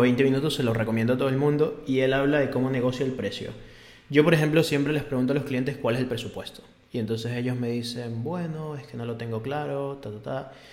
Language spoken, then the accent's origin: Spanish; Venezuela; moved away; en mi país esto es normal